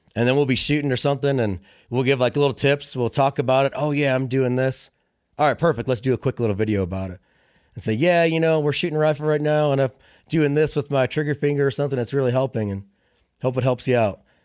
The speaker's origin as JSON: {"language": "English", "region": "Illinois", "country": "United States", "tie": "born or raised there", "also_born_or_lived": "Fort Lewis, Washington", "moved": "as an adult", "said": "I grew up in Illinois, small town, cornfields"}